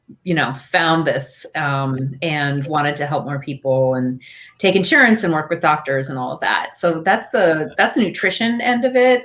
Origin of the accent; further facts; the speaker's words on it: Eastern Long Island, New York, United States; I grew up on Eastern Long Island, where it's kind of known as a vacation destination for a lot of New Yorkers